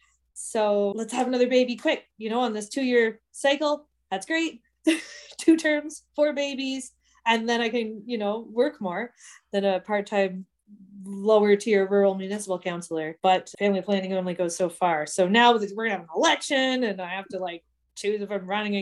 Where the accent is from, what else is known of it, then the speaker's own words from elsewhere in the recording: Bastard and South Burgess Township, Ontario, Canada; I grew up in Bastard in South Burgess, and then in the Bob Ray amalgamations of small rural governments. Then we turned into Rideau Lakes Township